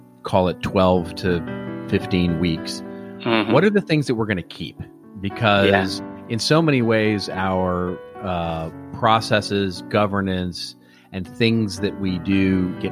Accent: Los Angeles, California, United States; my hometown here of Los Angeles

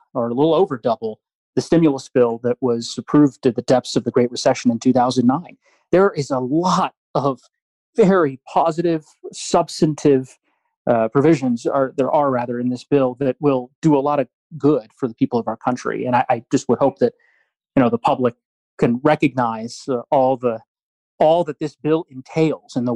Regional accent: Highlands Ranch, Colorado, United States; growing up in Colorado, and not just with respect to Highlands Ranch

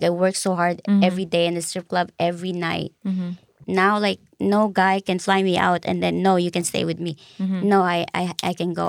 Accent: Philippines; I'm Filipino, I'm Catholic.

